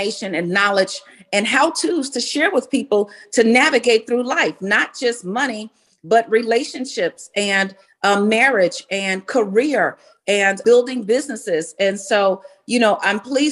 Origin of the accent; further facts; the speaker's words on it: Chicago, Illinois, United States; I was born and raised in Chicago